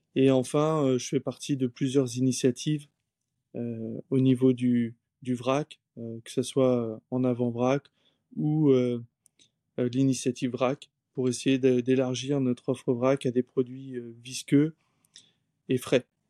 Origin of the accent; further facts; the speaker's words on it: Saint-Malo, Brittany, France; now in Granville, France; j'ai grandi à Saint-Malo et actuellement je vis à Granville